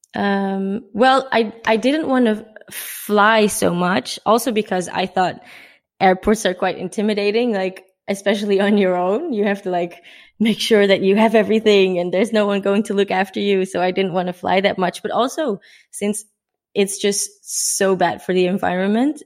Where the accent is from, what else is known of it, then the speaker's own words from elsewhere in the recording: Netherlands; moved away as an adult; I'm from the Netherlands. Uh, I'm 24 years old